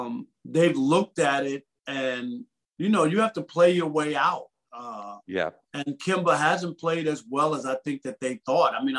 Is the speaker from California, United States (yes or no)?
no; New York City, New York, United States; moved away as an adult; also born or lived in Detroit; now in Los Angeles, United States; But now I'm from Jamaica, Queens, and went to high school, Martin Van Buren High School in Queens Village